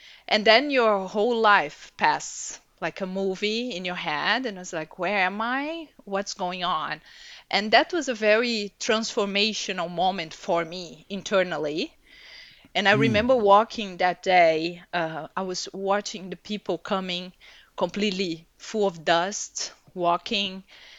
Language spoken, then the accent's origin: English; Brazil; So I was born and raised in Brazil. My mom is from a German family and my father is Italian.